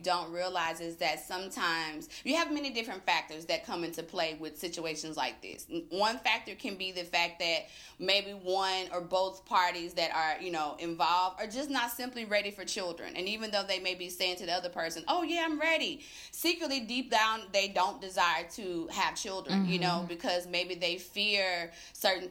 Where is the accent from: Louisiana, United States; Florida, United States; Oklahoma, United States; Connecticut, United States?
Louisiana, United States; Tallulah; moved away as an adult; now in Atlanta, United States; I'm originally from Tallulah, Louisiana, which is northern Louisiana